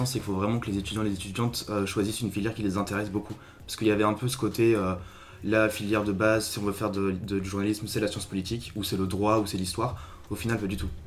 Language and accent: French; Belgium; moved away as an adult; now in Lille, France; moi j'ai grandi en Belgique.